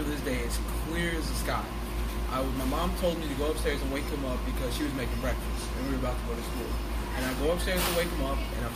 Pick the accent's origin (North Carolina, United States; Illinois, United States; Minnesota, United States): Illinois, United States; Chicago; also born or lived in Joliet, Illinois / Morris, Illinois; I was born and raised in Chicago